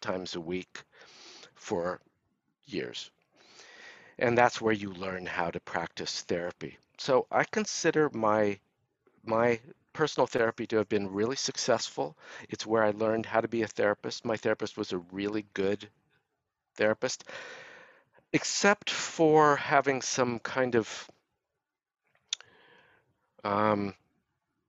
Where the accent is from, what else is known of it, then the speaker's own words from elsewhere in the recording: Los Angeles, California, United States; I grew up in Los Angeles